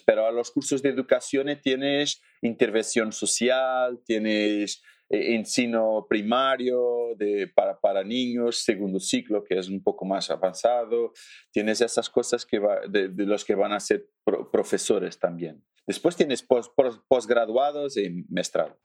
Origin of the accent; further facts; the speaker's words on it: Alentejo, Portugal; Spanish is a second language; soy portugués del sur de Portugal. Portugal no es, no es muy grande, pero soy del sur, que es no grande, pero diferente, sí, del norte para el sur. Soy del sur, de Alentejo